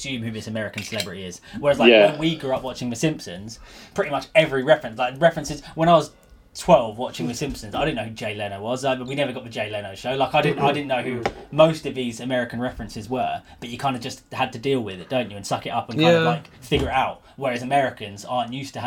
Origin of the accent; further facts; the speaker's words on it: England, United Kingdom; we, as English viewers